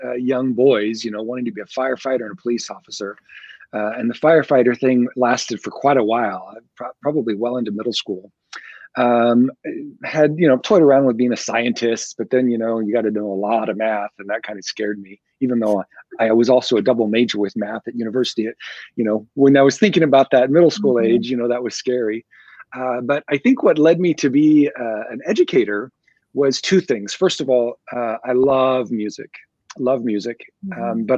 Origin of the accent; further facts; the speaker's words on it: Nebraska, United States; moved away; So I was born and raised in Nebraska, spent most of my career there.